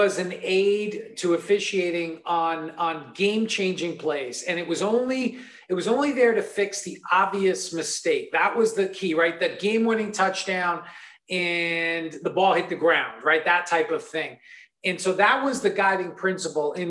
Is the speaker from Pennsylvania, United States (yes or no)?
no; New York, United States; growing up in New York